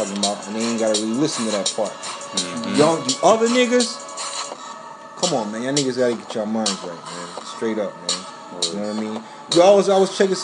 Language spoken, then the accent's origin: English; New Orleans, Louisiana, United States; New Orleans, Louisiana, Uptown, 17th Ward, Holly Grove. That's where I'm from.